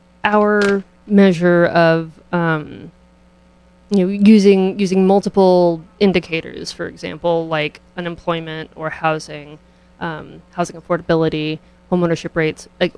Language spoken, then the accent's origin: English; San Antonio, Texas, United States; also born or lived in Midwest; now in New Haven, United States; I'm originally from San Antonio. I have moved all over the country, mostly in the Midwest. I came here in 2019.